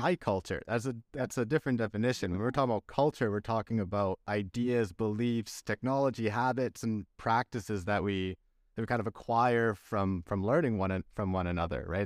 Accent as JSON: {"language": "English", "country": "Canada", "tie": "born or raised there", "also_born_or_lived": "Chile / Belgium", "moved": "as an adult", "lives_now": "Castellón, Spain", "said": "I was born in Chile, then I went to Belgium, that's where my f, heritage is from, grew up in Canada"}